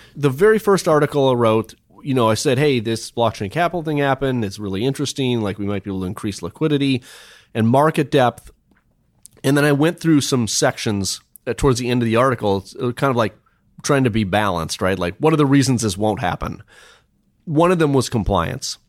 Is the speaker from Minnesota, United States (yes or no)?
yes; Minnesota, United States; I grew up in Minnesota